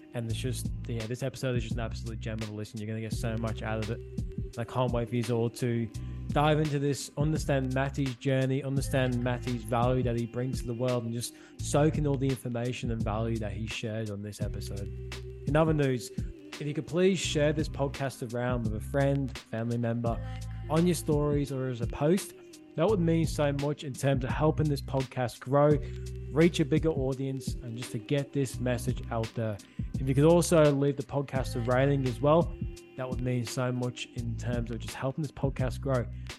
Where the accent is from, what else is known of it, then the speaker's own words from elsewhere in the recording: Liverpool, North West England, United Kingdom; I don't sound like it, but I'm from Liverpool as well.